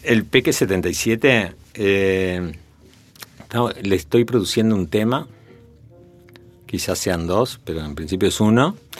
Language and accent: Spanish; Montevideo, Uruguay; en, la casa familiar, acá en Montevideo, con cinco años